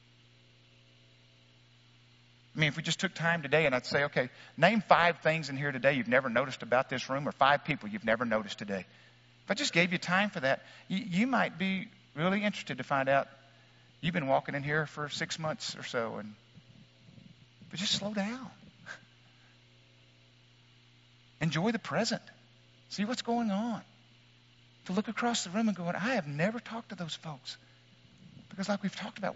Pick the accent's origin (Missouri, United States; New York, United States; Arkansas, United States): Arkansas, United States; Wickes; moved away; my hometown of Wicks, Arkansas